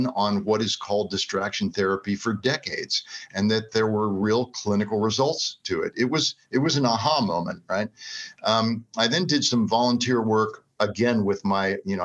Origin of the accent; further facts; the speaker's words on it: South Florida, United States; moved away; growing up in South Florida on the water